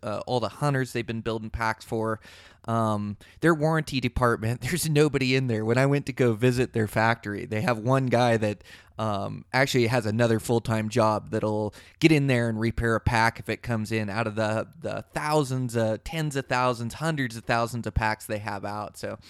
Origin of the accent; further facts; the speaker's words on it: Montana, United States; here in my home state of Montana